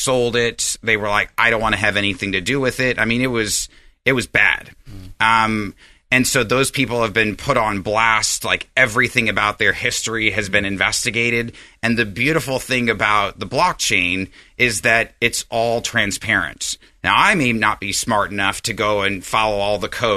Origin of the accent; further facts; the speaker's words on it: Galena, Alaska, United States; now in El Dorado Hills, United States; the little village I grew up in Alaska was on the Yukon River called Galena